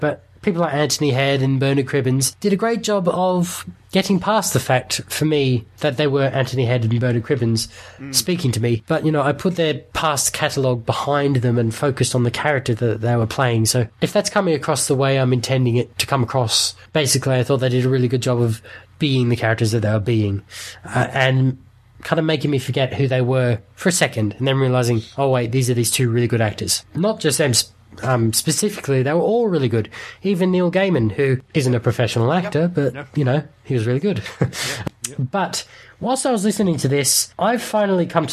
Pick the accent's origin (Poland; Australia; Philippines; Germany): Australia; I'm saying this as an Aussie